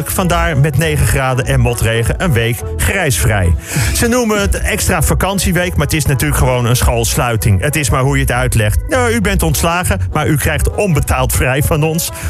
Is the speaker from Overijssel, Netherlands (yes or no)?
no; Amsterdam, North Holland, Netherlands; Ik kom uit Amsterdam